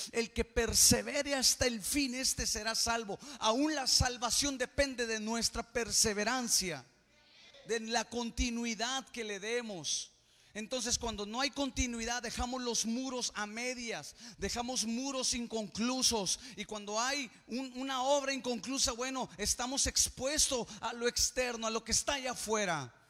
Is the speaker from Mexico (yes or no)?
yes; Mexico; Somos el mexicano del mañana.